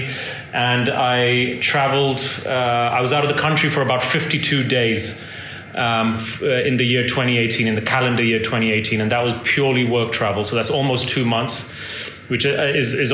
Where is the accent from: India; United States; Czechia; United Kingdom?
India; moved away; India holds a special place for me in my heart. That's my home country